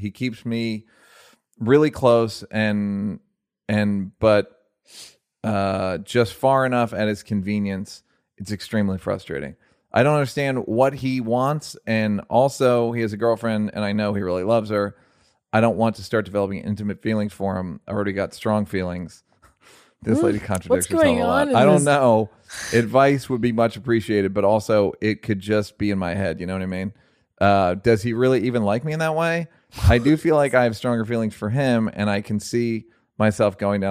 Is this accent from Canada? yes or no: yes; Toronto, Ontario, Canada; I'm from the West End of Toronto, which is a super amazing place, progressive and accommodating.